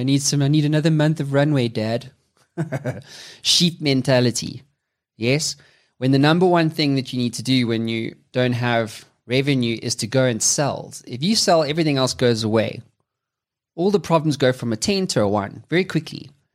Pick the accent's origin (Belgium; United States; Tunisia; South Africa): South Africa; I'm from Africa, South Africa specifically